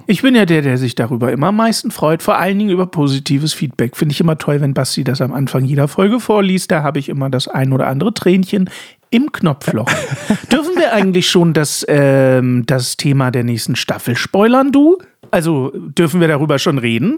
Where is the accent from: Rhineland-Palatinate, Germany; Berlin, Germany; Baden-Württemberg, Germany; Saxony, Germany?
Saxony, Germany; Dresden; als in Dresden geborener und die gesamte Verwandtschaft im Osten